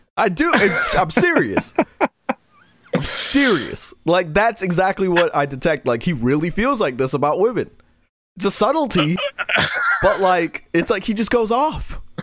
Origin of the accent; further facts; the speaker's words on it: New York City, New York, United States; I'm from Queens.